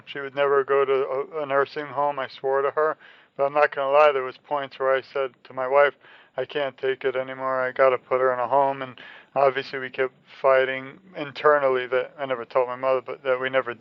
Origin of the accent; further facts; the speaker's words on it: New York, United States; when I was younger, I'm from New York